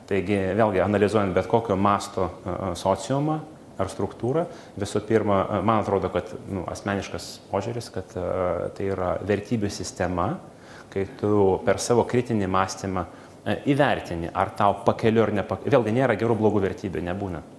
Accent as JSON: {"language": "Lithuanian", "town": "Kaunas", "region": "Kaunas County", "country": "Lithuania", "said": "kaip kaunietis"}